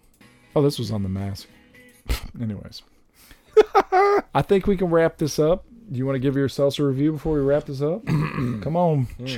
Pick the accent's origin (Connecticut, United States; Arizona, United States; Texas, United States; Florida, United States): Texas, United States; also born or lived in California; I was still living in California, and I was visiting my hometown in South Texas.